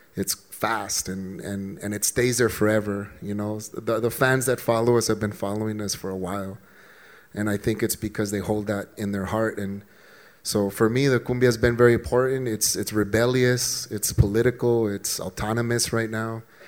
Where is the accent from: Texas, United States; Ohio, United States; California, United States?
Texas, United States; El Paso; soy del Paso, Texas